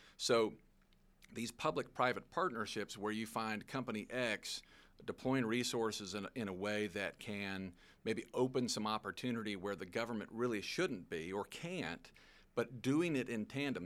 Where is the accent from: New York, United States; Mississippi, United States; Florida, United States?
Mississippi, United States; Long Beach; I grew up in Long Beach, Mississippi. That's, that's my hometown, um, where I spent the formative years of my life.